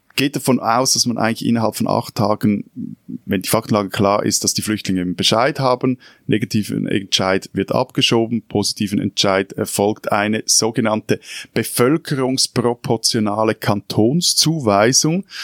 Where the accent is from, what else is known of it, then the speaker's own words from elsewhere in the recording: Switzerland; als Schweizer